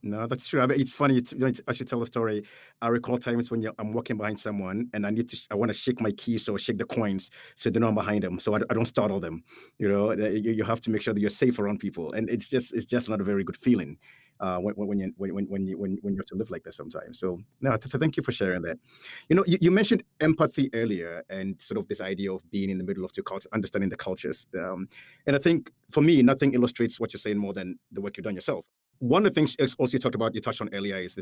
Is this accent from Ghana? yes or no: yes; Ghana; moved away; I'm from Ghana.